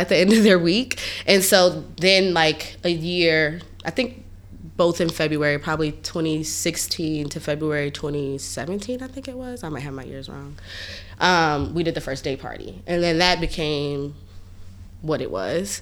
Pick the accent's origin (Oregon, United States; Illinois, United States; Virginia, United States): Virginia, United States; Hampton; moved away as an adult; now in New York, United States; I'm from Virginia. I'm from Hampton, Virginia